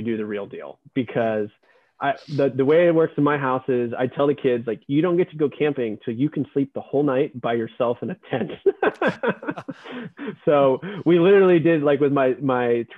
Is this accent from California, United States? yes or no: no; Texas, United States; moved away; also born or lived in San Francisco; I grew up in Texas